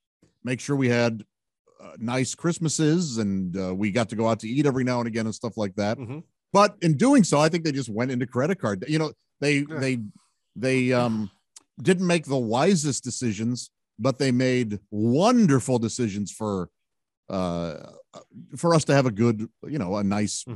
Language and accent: English; Fenton, Missouri, United States; A suburb called Fenton. And we were lower class.